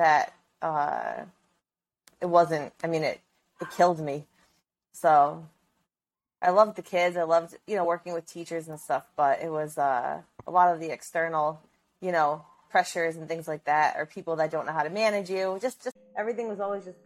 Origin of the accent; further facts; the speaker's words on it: East Greenwich, Rhode Island, United States; I went to my hometown of East Greenwich